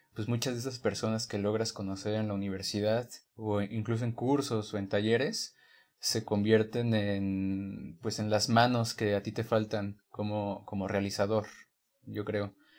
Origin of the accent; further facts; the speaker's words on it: Guanajuato, Mexico; moved away as an adult; now in Mexico City, Mexico; soy, de Guanajuato. Estos últimos cinco años, pues he estado viviendo en la ciudad